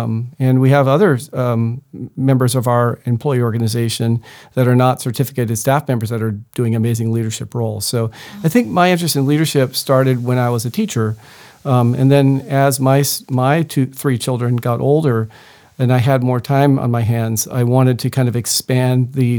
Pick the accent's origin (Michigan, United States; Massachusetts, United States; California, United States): California, United States; Rancho Bernardo; I grew up in Rancho Bernardo, so local, and went into education because my father's an educator, my mother's an educator, my sister, my brother.